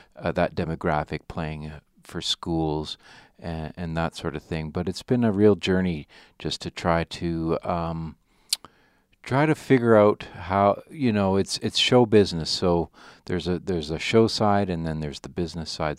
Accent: Ottawa, Ontario, Canada; I grew up in Ottawa

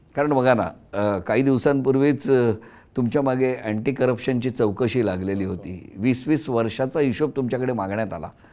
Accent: Sindhudurg, Maharashtra, India; now in Mumbai, India; सिंधुदुर्गात आणि अर्थातच ता माझा गाव असल्यामुळे

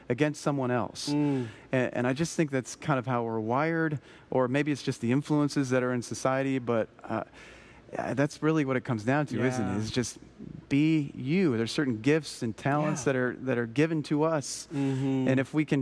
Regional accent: Colorado, United States; I grew up snowboarding in Colorado. It's where I'm from

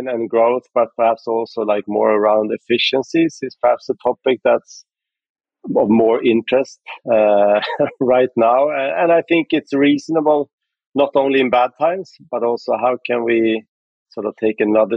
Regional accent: Sweden; I'm from Sweden, so we started out in Sweden

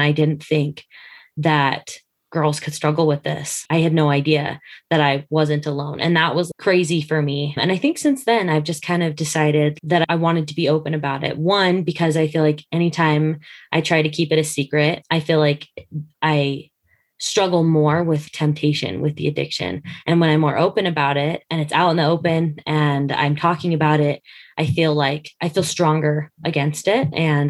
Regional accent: Utah, United States; also born or lived in Dodge City, Kansas / Colorado; I am from Dodge City, Kansas. I was born there, so I joke that I'm the original Dorothy. My family's moved a lot, but the places I've lived mainly are Colorado, and then we moved to Utah, and so we've been in Utah through high school

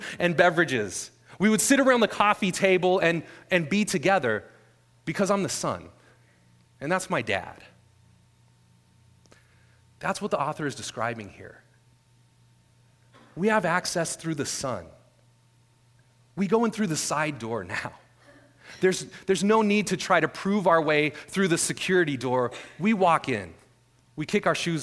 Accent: Northern California, United States; moved away; I'm originally from Northern California

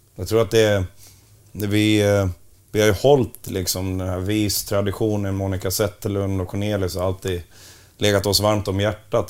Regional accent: Borlänge, Dalarna County, Sweden; jag kommer ju från Borlänge och inte Bronx

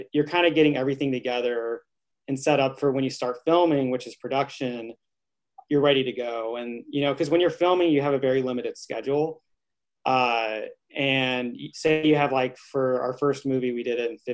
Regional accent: Altus, Oklahoma, United States; moved away as an adult; also born or lived in New Orleans; now in Los Angeles, United States; I'm originally from Altus, Oklahoma.

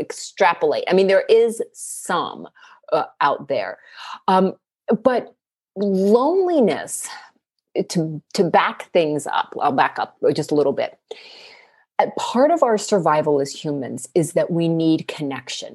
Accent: East Coast, United States; now in West Coast, United States; I grew up on the East Coast and now I live on the West Coast

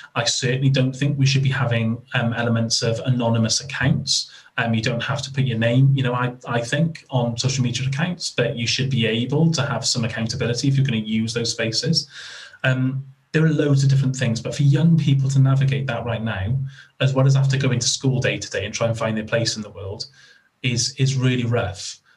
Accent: Wales, United Kingdom; I'm Welsh

